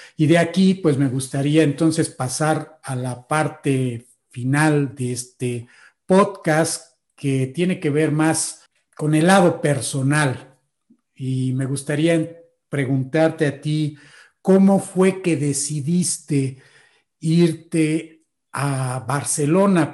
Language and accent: Spanish; Mexico; nosotros los mexicanos